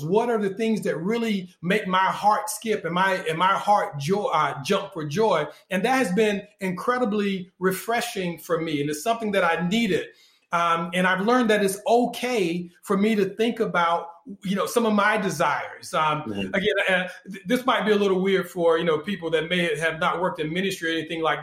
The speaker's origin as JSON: {"language": "English", "region": "North Carolina", "country": "United States", "tie": "born or raised there", "said": "I was born in North Carolina"}